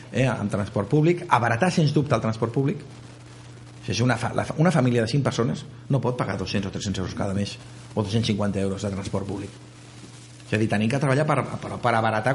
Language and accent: Catalan; Barcelona, Catalonia, Spain; soc del barri de Gràcia de tota la vida